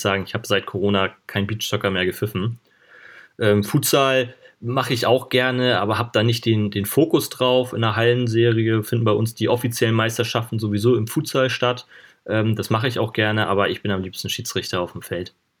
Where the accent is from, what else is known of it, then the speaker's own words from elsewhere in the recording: Schleswig-Holstein, Germany; ich komme ja hier hoch aus dem Norden, aus Schleswig-Holstein